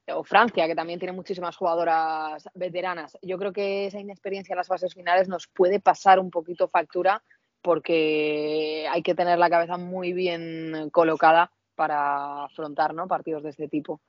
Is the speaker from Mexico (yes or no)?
no; Spain; yo soy española, muy española